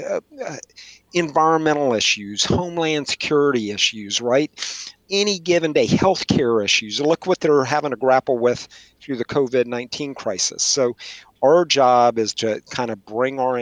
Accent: West Texas, United States; moved away as an adult; now in Washington, D.C., United States; when I was growing up in West Texas and I went to school at Texas Tech

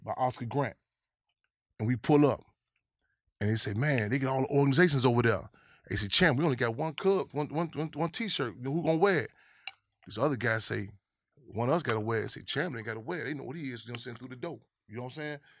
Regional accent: Chicago, Illinois, United States; I grew up in Chicago

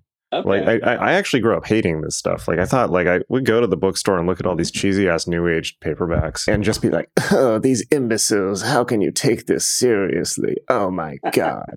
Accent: San Diego, California, United States; I grew up in San Diego

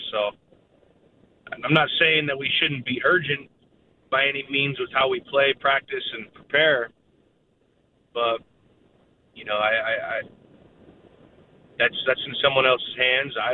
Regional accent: United States; an American that grew up here in this country

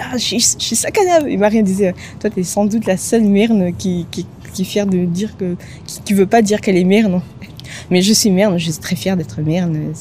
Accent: Antananarivo, Analamanga, Madagascar; moved away as an adult; also born or lived in Paris, France; now in France; je suis originaire de Antananarive, enfin la, la petite banlieue autour d'Antananarive

